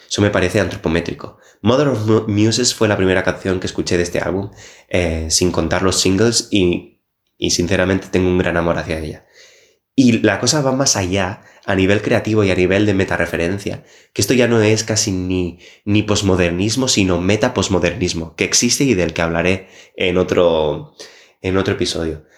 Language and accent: Spanish; Barcelona, Catalonia, Spain; now in Copenhagen, Denmark; yo vengo de Barcelona